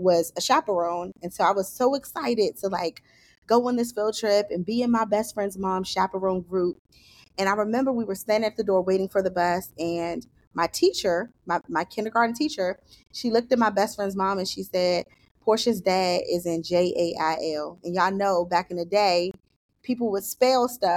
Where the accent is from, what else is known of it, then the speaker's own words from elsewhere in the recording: Washington, District of Columbia, United States; I grew up in Southeast DC